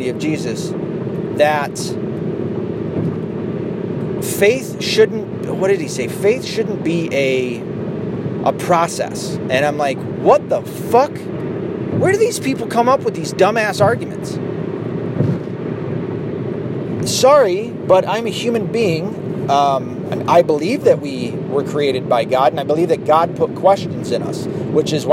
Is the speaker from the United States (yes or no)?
yes; the South, United States; now in Michigan, United States; I grew up in the South